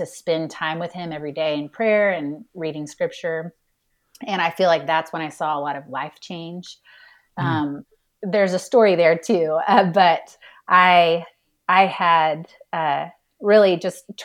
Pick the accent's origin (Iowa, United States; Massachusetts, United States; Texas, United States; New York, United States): Texas, United States; Houston; I grew up in Houston, Texas